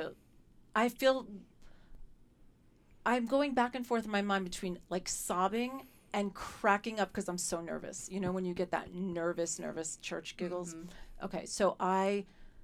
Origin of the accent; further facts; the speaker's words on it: New York City, New York, United States; I grew up in New York City